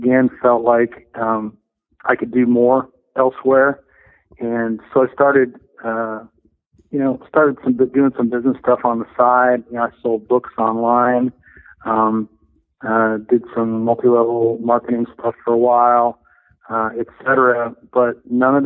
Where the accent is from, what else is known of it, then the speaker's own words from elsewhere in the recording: Chicago, Illinois, United States; I grew up in the Chicago area